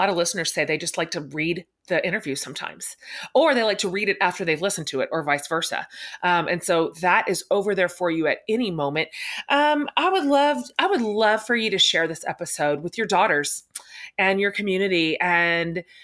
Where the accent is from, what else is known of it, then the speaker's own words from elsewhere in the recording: Texas, United States; I'm Texan